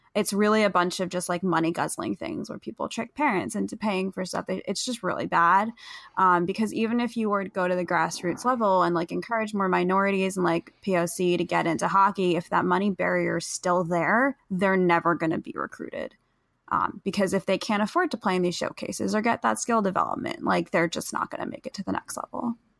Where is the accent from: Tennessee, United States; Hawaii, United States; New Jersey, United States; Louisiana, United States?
New Jersey, United States; moved away as an adult; also born or lived in Boston; I grew up mostly in New Jersey